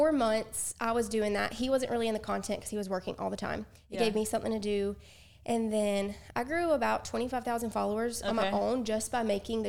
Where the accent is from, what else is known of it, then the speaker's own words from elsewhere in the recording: Alabama, United States; We're from Alabama.